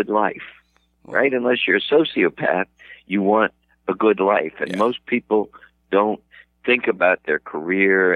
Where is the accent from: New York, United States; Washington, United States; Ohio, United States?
Ohio, United States; Cincinnati; now in Boston, United States; I'm from the Midwest, I didn't always live in Boston. I grew up in Ohio